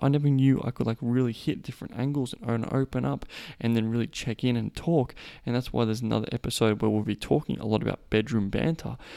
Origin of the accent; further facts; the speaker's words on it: Australia; I am Australian